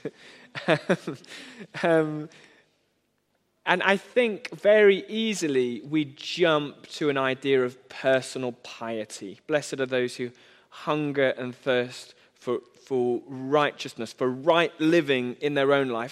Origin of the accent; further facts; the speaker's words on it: United Kingdom; I am British in nearly every way